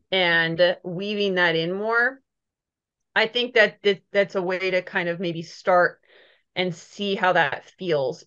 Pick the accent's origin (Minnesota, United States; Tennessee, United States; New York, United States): Minnesota, United States; moved away; also born or lived in Missouri; I grew up in Minnesota